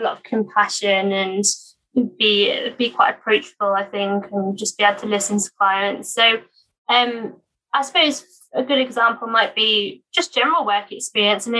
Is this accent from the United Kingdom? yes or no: yes; Norfolk, East of England, United Kingdom; moved away as an adult; also born or lived in Sheffield; now in Leeds, United Kingdom; I'm actually from Norfolk, so I've not sort of returned back there since university